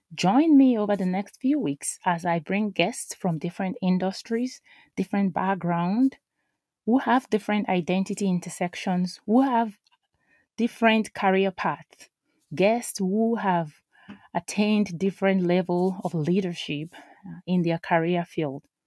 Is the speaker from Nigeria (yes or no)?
yes; Nigeria; now in United States; I am an immigrant, I am a mom, I am a Nigerian, I am an American